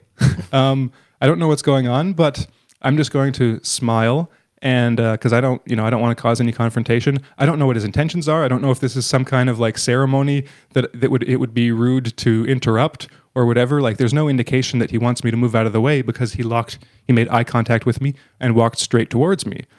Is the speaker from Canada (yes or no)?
yes; Canada; being Canadian